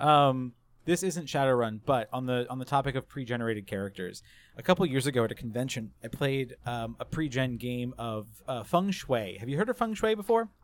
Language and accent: English; the South, United States; growing up in the South as well, like, for my, my, like, teenage years